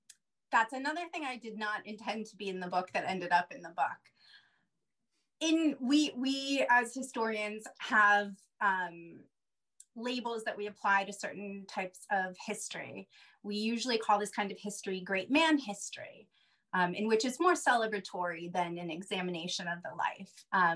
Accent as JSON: {"language": "English", "region": "California", "country": "United States", "said": "being a Californian"}